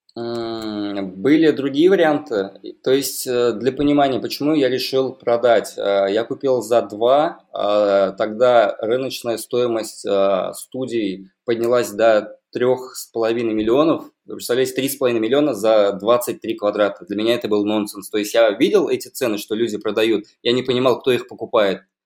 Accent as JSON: {"language": "Russian", "town": "Kazan", "region": "Tatarstan", "country": "Russia", "tie": "born or raised there", "said": "я родился в Казани. Где-то, наверное, лет до 10 прожил на Достоевского."}